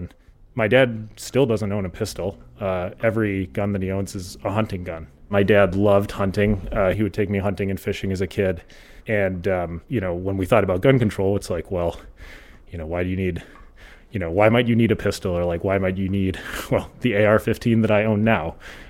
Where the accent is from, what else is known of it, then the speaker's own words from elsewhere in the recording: South Dakota, United States; also born or lived in Minnesota; I grew up in kind of all over the Midwest, but mostly rural South Dakota and rural Minnesota.